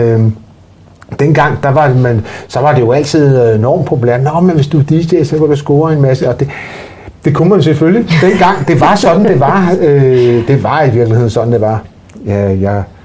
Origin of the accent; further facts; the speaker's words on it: Denmark; Jeg blev født ude i det, der hed Kønby Værket i, i gamle dage